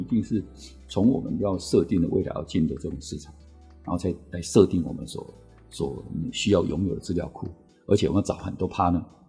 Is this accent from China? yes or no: no; Taiwan; 我们台湾人 其实我们对这个，这种东西的文化其实我们不是那么熟的